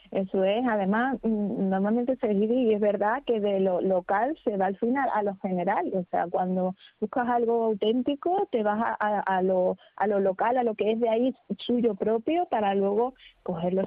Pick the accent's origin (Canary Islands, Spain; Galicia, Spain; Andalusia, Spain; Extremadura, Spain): Extremadura, Spain; Cáceres; nosotros somos de Cáceres